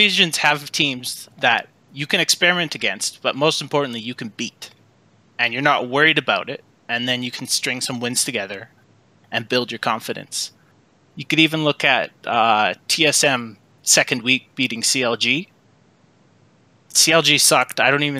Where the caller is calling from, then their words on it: Edmonton, Alberta, Canada; Edmonton, Canada.